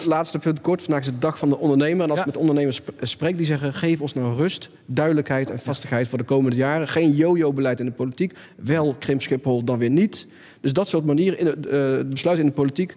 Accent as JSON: {"language": "Dutch", "region": "North Brabant", "country": "Netherlands", "said": "Ik kom zelf uit Brabant"}